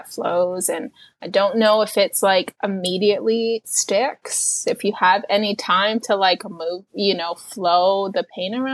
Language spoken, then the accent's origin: English; New York City, New York, United States; And it's just like like I'm from New York City and and you can see the the street art in all kinds of places you can't even imagine.